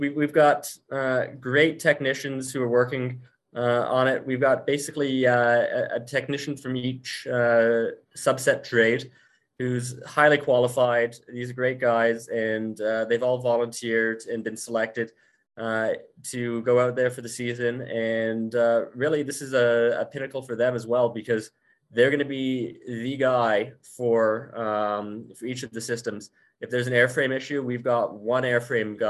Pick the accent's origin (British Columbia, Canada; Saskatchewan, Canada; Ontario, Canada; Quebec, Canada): British Columbia, Canada; Abbotsford; the Abbotsford Air Show. Aside from being obviously one of the biggest, it's also my hometown show. I remember going to that as a child